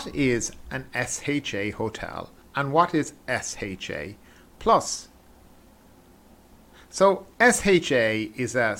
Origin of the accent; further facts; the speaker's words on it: Ireland; I'm from Ireland